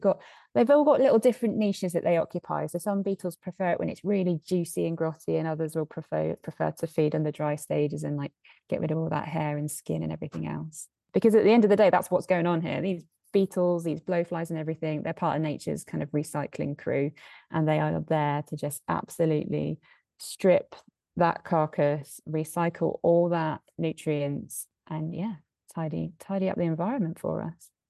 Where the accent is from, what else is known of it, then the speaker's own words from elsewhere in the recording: south of England, United Kingdom; moved away as an adult; now in Edinburgh, United Kingdom; I was born and raised in the south of England